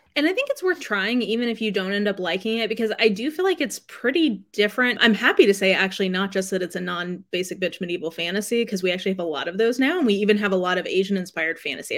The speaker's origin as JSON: {"language": "English", "country": "Canada", "said": "we don't have T V in Canada"}